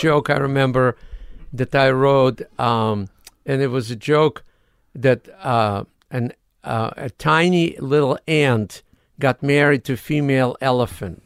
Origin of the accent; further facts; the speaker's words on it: Odesa, Odesa Oblast, Ukraine; English is a second language; moved away as an adult; now in United States; I'm from Odessa, Ukraine.